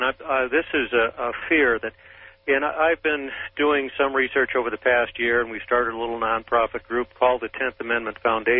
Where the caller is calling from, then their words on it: Bothell, Washington, United States; I'm calling from Bothell, Washington, KBI.